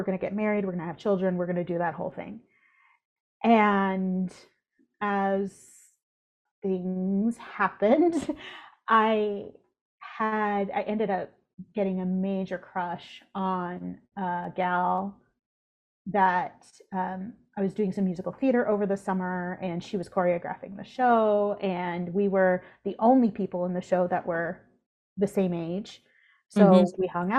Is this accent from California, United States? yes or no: yes; California, United States; I was in the Central Valley.